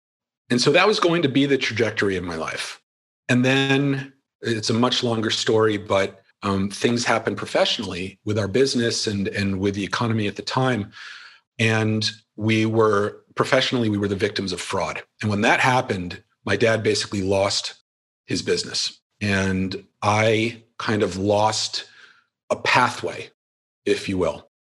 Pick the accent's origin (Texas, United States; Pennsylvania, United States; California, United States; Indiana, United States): Pennsylvania, United States; Philadelphia; So I can live and be anywhere, but I'm from Philly.